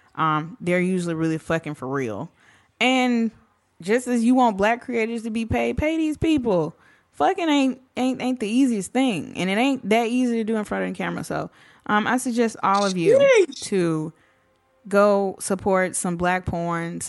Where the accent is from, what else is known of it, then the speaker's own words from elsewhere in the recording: the South, United States; I'm from the South.